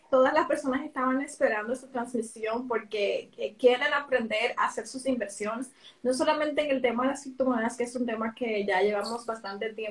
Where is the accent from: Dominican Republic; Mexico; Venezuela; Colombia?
Dominican Republic; Por ejemplo, en mi país, República Dominicana